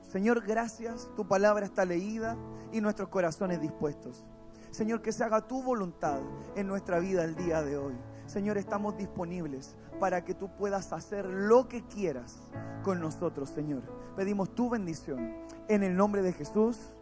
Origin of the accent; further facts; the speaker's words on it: Puente Alto, Santiago Metropolitan Region, Chile; Somos de Puente Alto, nacido y criado